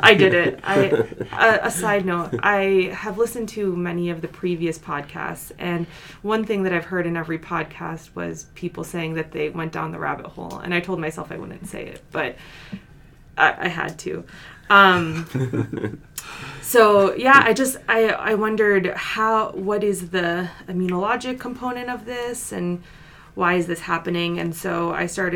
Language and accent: English; New York, United States; moved away; I'm originally from New York